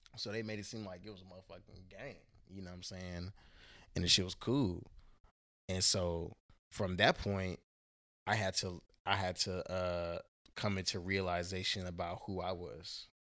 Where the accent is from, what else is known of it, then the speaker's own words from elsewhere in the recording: Houston, Texas, United States; now in Portland, Oregon, United States; I was raised in Houston, Texas. I was born in Portland, Oregon